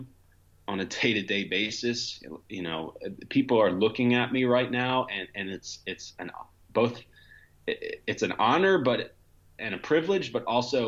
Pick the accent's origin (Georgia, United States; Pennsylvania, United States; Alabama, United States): Pennsylvania, United States; Montgomery County; also born or lived in Philadelphia; I was born and raised in Montgomery County, Pennsylvania